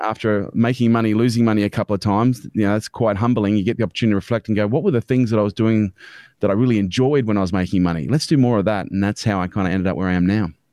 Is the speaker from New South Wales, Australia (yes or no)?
no; Canberra, Australian Capital Territory, Australia; I was born in Canberra, um, was brought up by a single mum on a pension